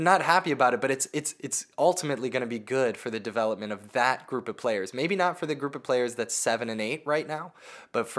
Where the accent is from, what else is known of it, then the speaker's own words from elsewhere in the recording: United States; being an American